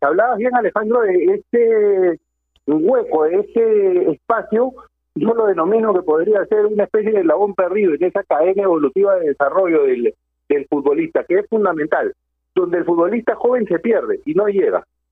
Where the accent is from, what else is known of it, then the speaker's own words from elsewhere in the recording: Peru; nosotros como peruanos